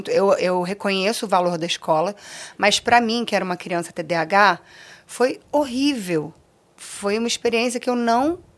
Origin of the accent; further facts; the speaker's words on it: Rio de Janeiro, Brazil; Eu nasci na Beneficência Portuguesa, no Rio de Janeiro, se eu não me engano, é na Tijuca, tá, gente? Eu não tenho certeza. É, e passei a minha infância no Recreio de Bandeirantes, na zona oeste do Rio